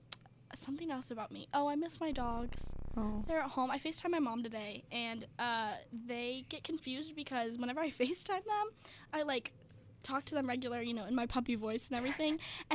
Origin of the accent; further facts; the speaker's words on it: West Virginia, United States; moved away as an adult; now in Florida, United States; I am from West Virginia